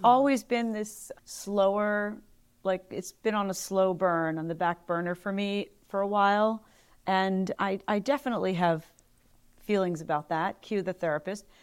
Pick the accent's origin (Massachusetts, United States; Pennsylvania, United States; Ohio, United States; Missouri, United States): Pennsylvania, United States; Philadelphia; moved away; also born or lived in Los Angeles / New York; living back in my hometown